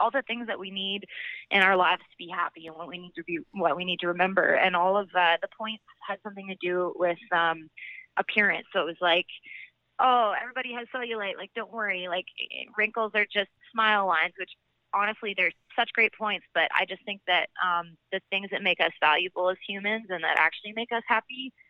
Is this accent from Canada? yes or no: yes; Alberta, Canada; I'm from Alberta and I have zero accent, but I get a little bit of like a Tennessean accent when I sing